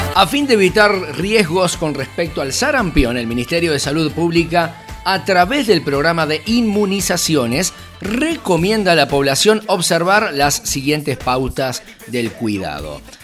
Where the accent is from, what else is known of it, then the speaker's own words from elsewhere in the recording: Argentina; mi país